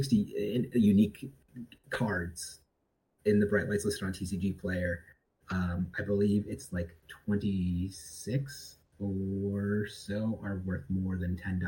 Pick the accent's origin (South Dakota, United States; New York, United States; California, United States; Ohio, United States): Ohio, United States; Cleveland; now in Indianapolis, United States; I'm originally from Cleveland, Ohio. I live in Indianapolis now, but over the past couple months, I went back home